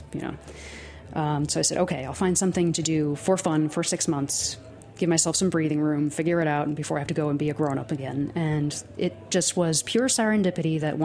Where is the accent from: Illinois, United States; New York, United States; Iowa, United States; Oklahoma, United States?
New York, United States; Nassau County, Long Island; also born or lived in California / Hudson Valley; I grew up in Nassau County on Long Island